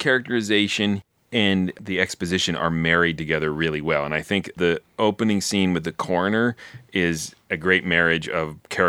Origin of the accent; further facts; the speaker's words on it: Baltimore, Maryland, United States; I'm from Baltimore.